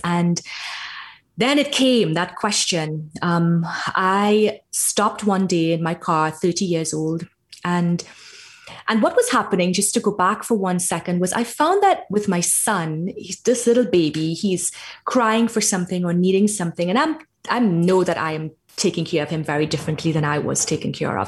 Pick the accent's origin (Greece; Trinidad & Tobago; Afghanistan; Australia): Trinidad & Tobago; I grew up in Trinidad in the Caribbean